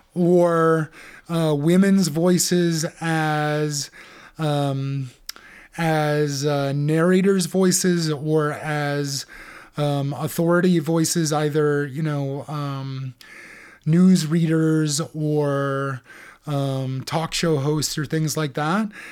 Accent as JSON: {"language": "English", "country": "United States", "said": "for Americans like us"}